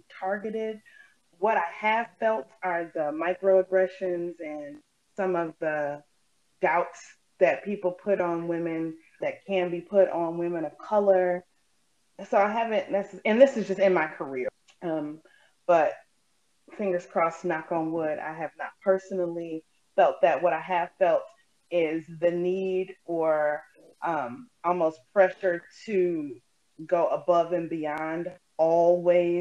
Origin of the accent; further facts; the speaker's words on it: Beloit, Wisconsin, United States; So I was born and raised here in Beloit.